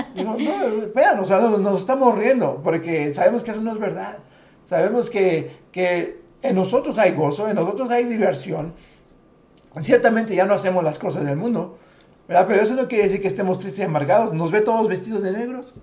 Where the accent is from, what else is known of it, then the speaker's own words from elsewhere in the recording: Mexico; siendo mexicanos